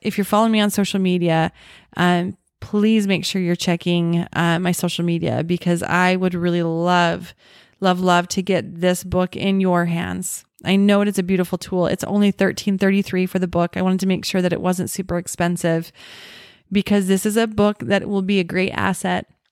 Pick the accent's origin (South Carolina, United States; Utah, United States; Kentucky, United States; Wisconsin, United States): Utah, United States; Orem; The house that I grew up in in Orem